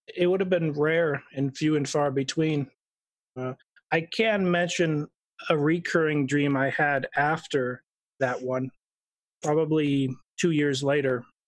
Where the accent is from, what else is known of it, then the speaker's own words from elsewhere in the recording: Idaho, United States; I was born in Idaho